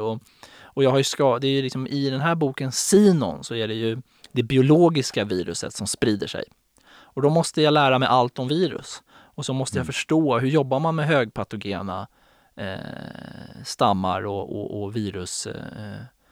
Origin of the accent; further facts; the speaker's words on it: Stockholm, Stockholm County, Sweden; jag är uppväxt i Farsta och söderkille